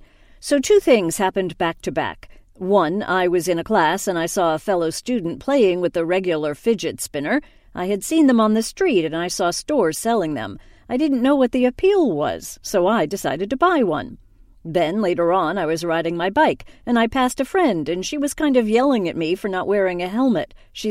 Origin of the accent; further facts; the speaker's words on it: New York City, New York, United States; moved away as an adult; now in Israel; I'm originally from New York. I grew up in New York and I'd been living in New York City for the past 7 years. And just last year, I moved to Israel.